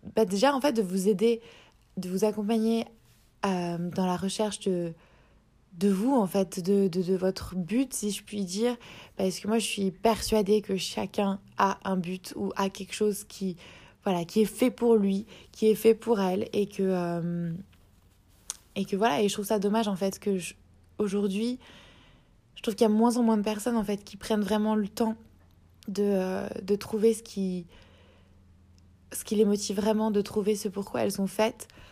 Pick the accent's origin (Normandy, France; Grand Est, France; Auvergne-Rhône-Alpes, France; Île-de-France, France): Grand Est, France; Strasbourg; moved away as an adult; now in Sydney, Australia; je suis originaire de France, à la base de Strasbourg